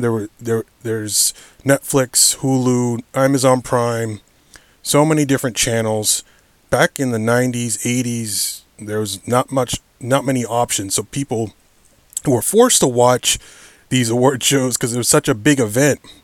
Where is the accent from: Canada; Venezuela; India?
Canada; Hamilton, Ontario; my hometown of Hamilton, Ontario, Canada